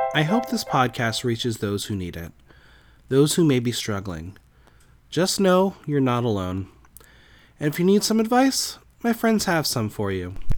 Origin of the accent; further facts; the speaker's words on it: New Jersey, United States; I grew up in New Jersey with a pretty perfect life